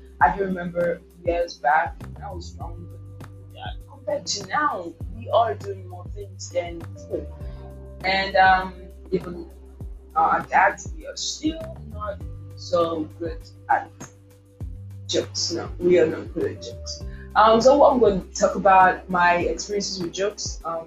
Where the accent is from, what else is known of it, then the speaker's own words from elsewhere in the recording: Nigeria; as a Nigerian